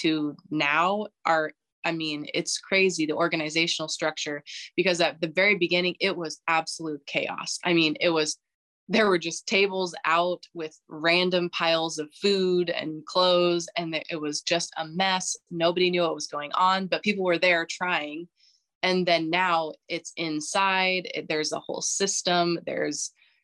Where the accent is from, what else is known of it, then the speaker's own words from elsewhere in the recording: United States; moved away as an adult; I love my home country. I love America